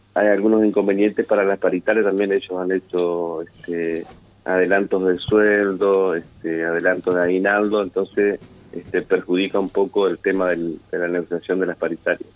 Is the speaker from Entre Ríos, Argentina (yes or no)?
yes; Alcaraz, Entre Ríos, Argentina; yo pertenezco, soy de Alcaraz